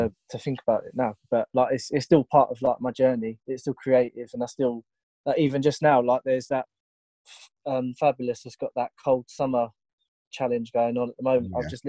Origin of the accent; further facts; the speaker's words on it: Tunbridge Wells, South East England, United Kingdom; Tunbridge Wells.